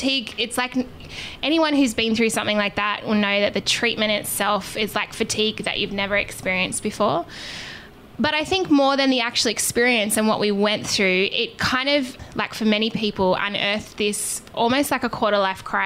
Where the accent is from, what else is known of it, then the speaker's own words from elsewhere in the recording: Australia; we are obviously from Australia.